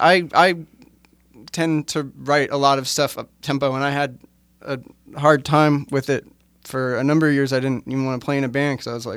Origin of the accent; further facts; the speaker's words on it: New York, United States; also born or lived in Texas; I was born in Manhattan.